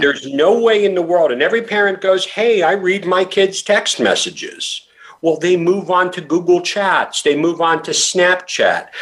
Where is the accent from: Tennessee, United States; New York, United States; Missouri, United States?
New York, United States; when I was a kid growing up in New York, I graduated high school in 1985